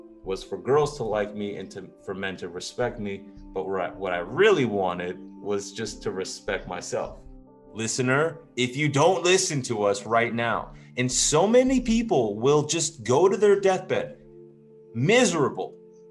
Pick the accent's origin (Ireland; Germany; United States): United States; California; moved away as an adult; also born or lived in Europe; now in Texas, United States; I grew up in California